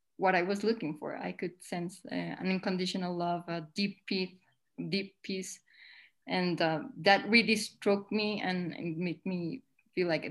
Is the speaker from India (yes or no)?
no; Colombia; I'm from Colombia in South America